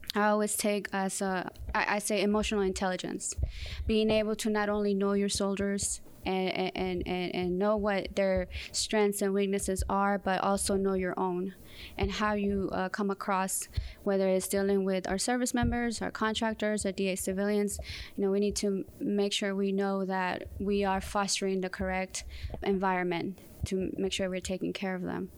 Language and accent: English; Southern California, United States; moved away as an adult; also born or lived in Mexico City, Mexico / Fort Bragg, North Carolina; I was raised in Southern California